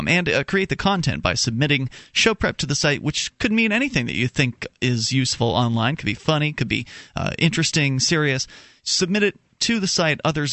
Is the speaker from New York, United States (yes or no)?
no; Florida, United States; now in New Hampshire, United States; I'm from Florida originally